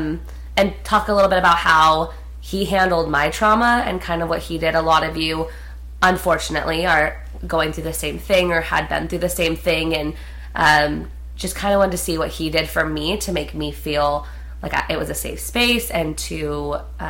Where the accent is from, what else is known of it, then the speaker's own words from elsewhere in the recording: Prescott, Arizona, United States; moved away; we're from Prescott, which is a really small town in Arizona